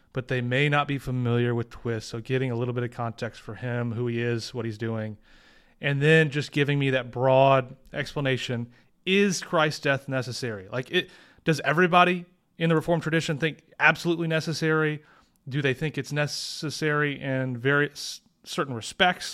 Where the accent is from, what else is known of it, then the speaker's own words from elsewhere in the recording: St. Louis, Missouri, United States; I'm from Saint Louis